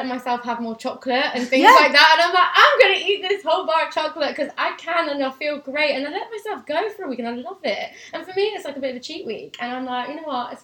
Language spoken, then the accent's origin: English; United Kingdom; being British